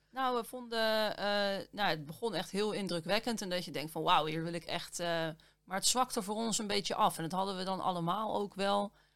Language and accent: Dutch; Netherlands